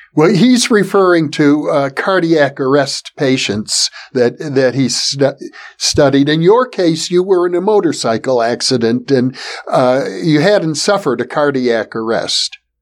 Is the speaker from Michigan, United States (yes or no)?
no; Milwaukee, Wisconsin, United States; my hometown of Milwaukee, Wisconsin